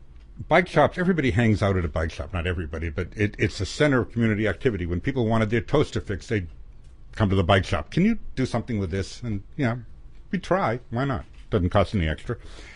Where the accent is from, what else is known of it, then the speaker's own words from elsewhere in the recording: New England, United States; also born or lived in Boston / Coconut Grove, Florida / Kittery Point, Maine; now in Bar Harbor, United States; I'm from New England and I've never seen anything like it here.